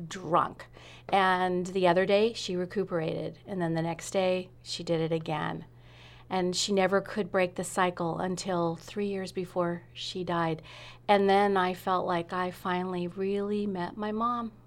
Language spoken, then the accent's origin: English; Sunnyvale, California, United States; moved away as an adult; also born or lived in Redwood City, California / England; now in Rogue Valley, Southern Oregon, United States; I was in Sunnyvale until I went to college